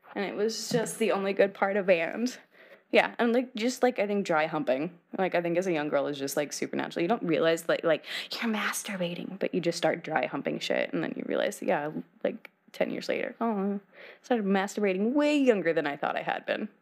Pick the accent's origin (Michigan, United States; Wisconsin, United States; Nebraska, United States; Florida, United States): Nebraska, United States; now in Los Angeles, United States; I'm from the Midwest